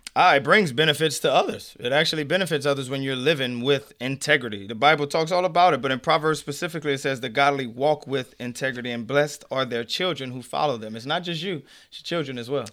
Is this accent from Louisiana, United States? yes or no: yes; Avery Island, Louisiana, United States; moved away as an adult; also born or lived in New Orleans, Louisiana; I grew up in Avery Island, Louisiana